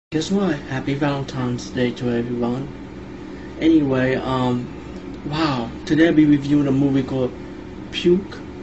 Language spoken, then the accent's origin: English; India; being Indian, I grew up around these supernatural stories